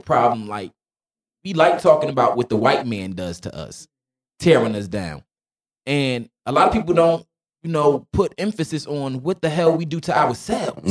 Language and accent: English; Newark, New Jersey, United States; I was born and raised, you know, Newark, New Jersey